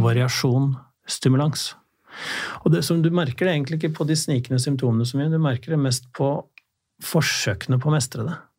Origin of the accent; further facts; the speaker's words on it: Drammen, Buskerud, Norway; Jeg er fra Drammen